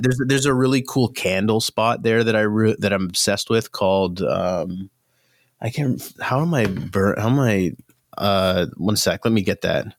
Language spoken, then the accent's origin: English; Mississauga, Ontario, Canada; now in Hamilton, Canada; I grew up in Mississauga